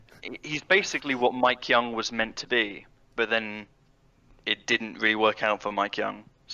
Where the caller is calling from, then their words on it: Norwich, East of England, United Kingdom; I'm calling from Norwich in the east of England.